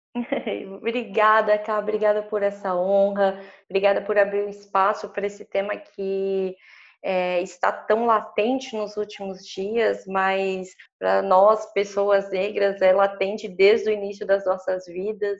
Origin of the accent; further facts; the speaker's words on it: São Paulo, Brazil; Eu sou nascida e criada na Zona Leste de São Paulo.